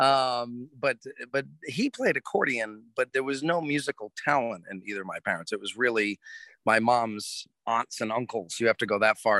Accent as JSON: {"language": "English", "region": "Rhode Island", "country": "United States", "tie": "born or raised there", "said": "So I was born in Rhode Island. Actually, it's a long 100-year family history in Rhode Island."}